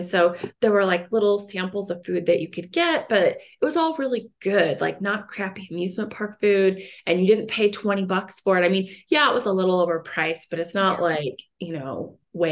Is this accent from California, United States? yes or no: no; Kansas City, Missouri, United States; now in Colorado, United States; I grew up in Kansas City, Missouri, so not really near any mountains